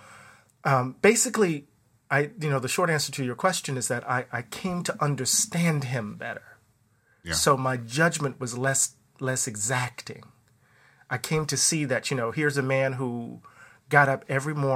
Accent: the South, United States; moved away; I was raised a working class black man in the South

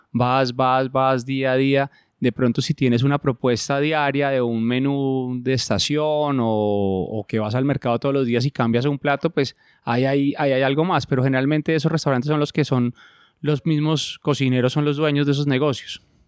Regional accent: Bogotá, Colombia; moved away as an adult; also born or lived in Argentina / Spain; yo nací en Bogotá

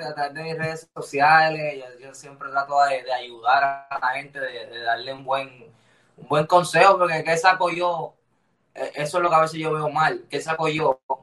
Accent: Lares, Puerto Rico; Toda mi vida la viví en, mi pueblo, se llama Lares

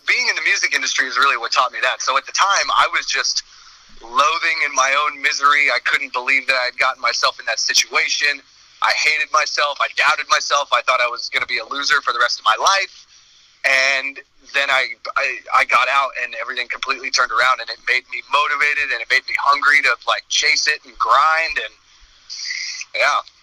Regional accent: Castro Valley, California, United States; also born or lived in Fremont, California; I was born in a town called Fremont, and around the time that I was five ish years old, we moved to a teeny tiny little town called Castro Valley.

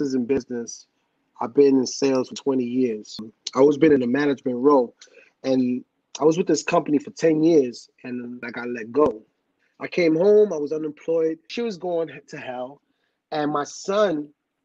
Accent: New York City, New York, United States; on my block where I grew up in the Bronx

